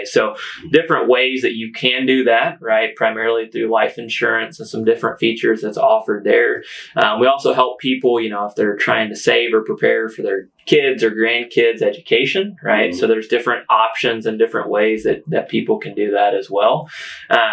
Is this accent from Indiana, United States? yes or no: yes; Washington County, Indiana, United States; also born or lived in West Lafayette, Indiana; I was able to move back home late 2016